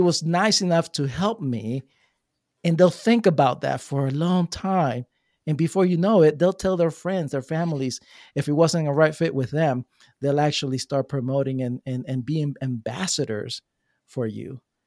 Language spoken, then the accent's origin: English; New Jersey, United States; moved away as an adult; now in Florida, United States; I come from Jersey